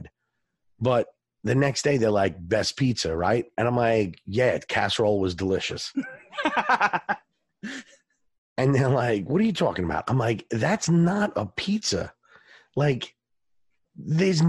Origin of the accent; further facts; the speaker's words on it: Long Island, New York, United States; I'm from Long Island. I grew up there, spent a ton of time in the city, in the boroughs